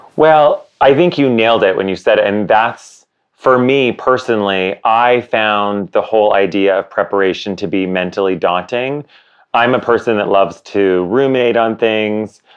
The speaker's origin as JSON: {"language": "English", "country": "Canada", "said": "my co-founder and I, Josh, we are both Canadian."}